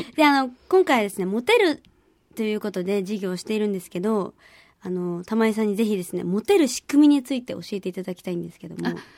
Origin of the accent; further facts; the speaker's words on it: Kyushu, Japan; 九州育ちなんで